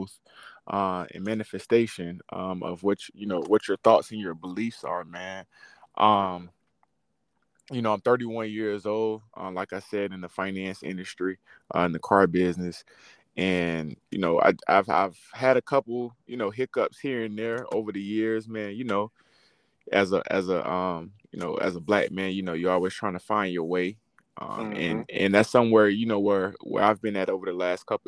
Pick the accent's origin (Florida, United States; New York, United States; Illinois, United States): Florida, United States; Riviera Beach; now in Orlando, United States; I'm originally from Riviera Beach, Florida. Currently, right now, I'm residing up in Orlando, Florida